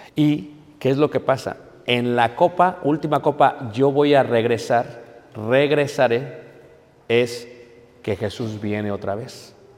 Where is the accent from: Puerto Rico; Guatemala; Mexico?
Mexico